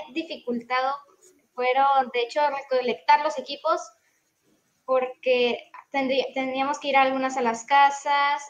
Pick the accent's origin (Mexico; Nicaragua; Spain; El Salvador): Mexico; Monterrey, Nuevo León; also born or lived in Tamaulipas; yo soy de Monterrey, Nuevo León, eh, soy del grupo 19